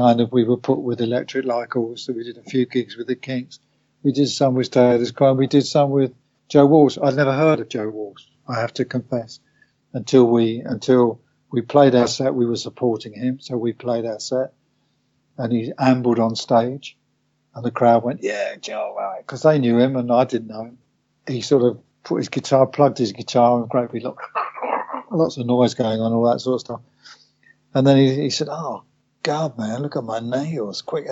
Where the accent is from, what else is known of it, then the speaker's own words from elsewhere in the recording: England, United Kingdom; as English musicians